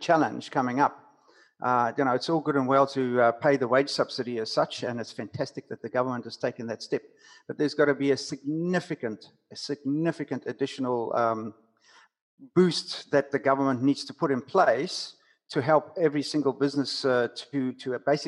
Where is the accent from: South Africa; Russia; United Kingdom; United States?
South Africa; accent: South African; moved away; also born or lived in New Zealand; I'm a Kiwi with a South African accent. So I moved here 21 years ago